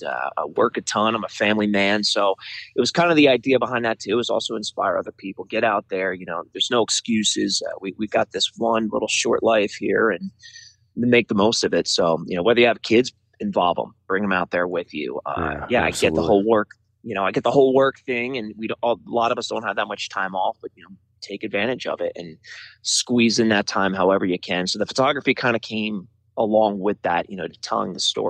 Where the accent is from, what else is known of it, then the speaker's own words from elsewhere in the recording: New Jersey, United States; moved away as an adult; also born or lived in Colorado / Arizona; now in Tucson, United States; born and raised in New Jersey, but I got out of there as soon as I can. Right after college, I moved out west to Colorado.